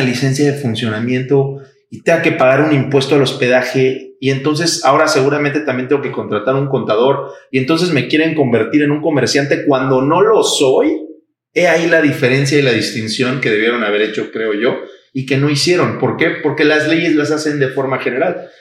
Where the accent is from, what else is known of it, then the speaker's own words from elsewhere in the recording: Mexico; los mexicanos estamos acostumbrados